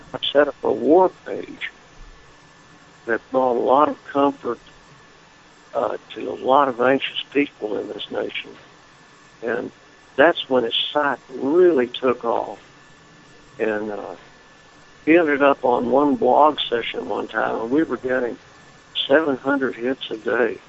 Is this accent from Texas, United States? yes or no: yes; Lubbock, Texas, United States; now in Florida, United States; I was born and reared in Lubbock, Texas